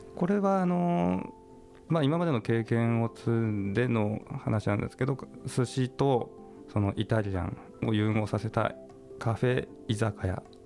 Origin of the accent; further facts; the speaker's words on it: Toyama, Japan; 僕が生まれ育ったところ